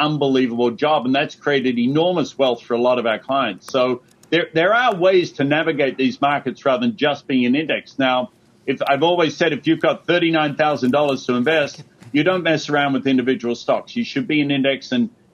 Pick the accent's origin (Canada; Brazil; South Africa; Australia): Australia; moved away; growing up in Australia